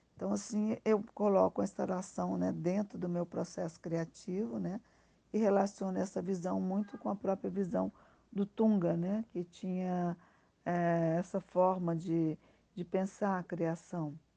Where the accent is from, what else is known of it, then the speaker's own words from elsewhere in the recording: Brazil; moved away; also born or lived in Spain; eu me senti muito mais brasileira e compreendi também, é, a partir do momento que eu retornei ao Brasil, que eu sou espanhola